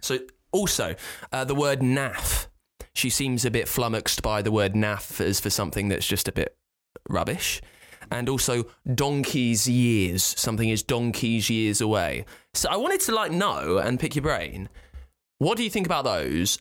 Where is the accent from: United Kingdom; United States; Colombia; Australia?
United Kingdom; the Home Counties; from the home counties